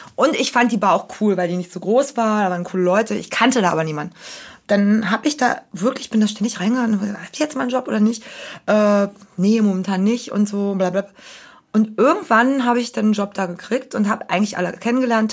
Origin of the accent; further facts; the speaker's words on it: Berlin, Germany; als Berliner